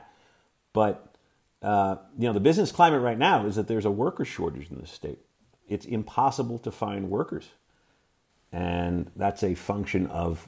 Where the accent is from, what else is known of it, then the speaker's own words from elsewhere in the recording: New York, United States; moved away as an adult; now in Montana, United States; growing up in New York